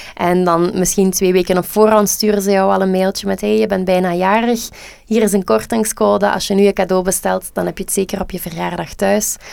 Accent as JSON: {"language": "Dutch", "region": "Flanders", "country": "Belgium", "said": "wij als Vlamingen"}